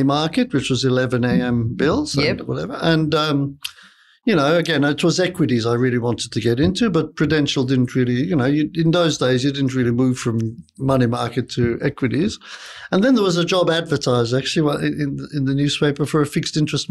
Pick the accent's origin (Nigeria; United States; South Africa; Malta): Malta; moved away as an adult; also born or lived in London, United Kingdom; now in Sydney, Australia; I'm originally from Malta. I went to London to study